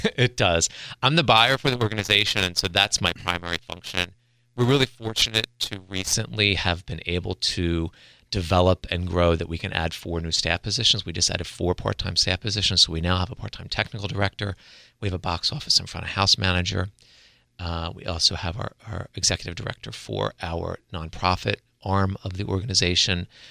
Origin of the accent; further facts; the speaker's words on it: Delaware, United States; also born or lived in Pennsylvania / Florida / Los Angeles; born and raised in Delaware, graduated from William Penn High School